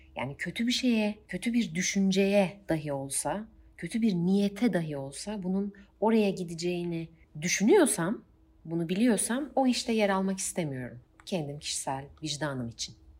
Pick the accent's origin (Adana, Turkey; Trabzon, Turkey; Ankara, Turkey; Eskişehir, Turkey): Eskişehir, Turkey; 1993 Eskişehir'de doğdum